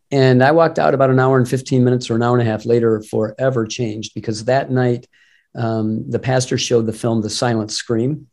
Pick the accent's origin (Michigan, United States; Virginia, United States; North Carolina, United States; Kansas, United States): Michigan, United States; Detroit; I grew up in the Detroit area